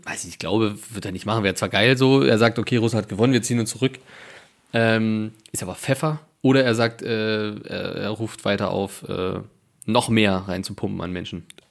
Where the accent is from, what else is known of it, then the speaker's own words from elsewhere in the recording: Germany; hier natürlich bei uns in Sachsen und Thüringen